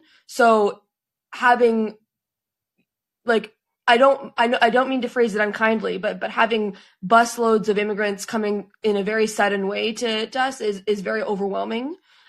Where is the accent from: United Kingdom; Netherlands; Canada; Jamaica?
Canada; I'm from Canada.